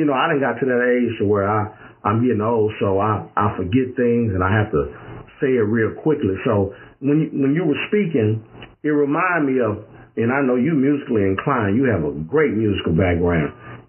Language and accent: English; California, United States; I'm from California.